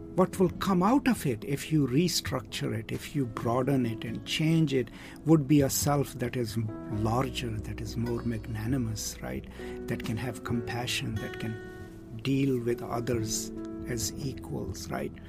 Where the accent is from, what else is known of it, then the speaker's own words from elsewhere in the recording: Pakistan; I'm from Pakistan